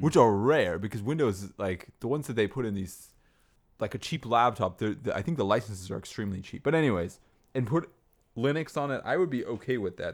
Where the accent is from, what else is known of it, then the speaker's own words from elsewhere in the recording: United States; as an American